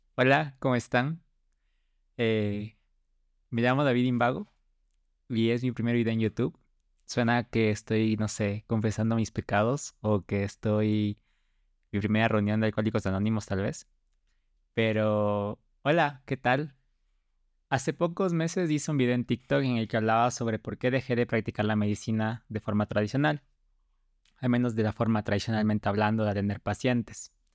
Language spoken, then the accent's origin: Spanish; Ecuador; Estudié aquí en Ecuador, soy ecuatoriano